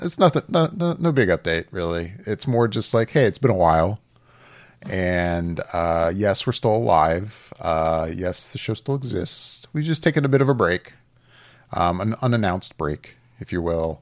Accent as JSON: {"language": "English", "town": "Orlando", "region": "Florida", "country": "United States", "tie": "born or raised there", "said": "I've grown up here. I'm from Orlando"}